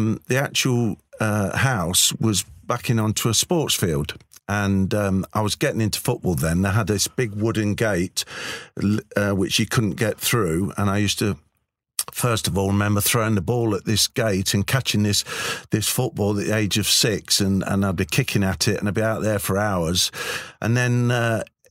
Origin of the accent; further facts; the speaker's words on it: Leicester, East Midlands, United Kingdom; that's my hometown. Born and bred in Leicester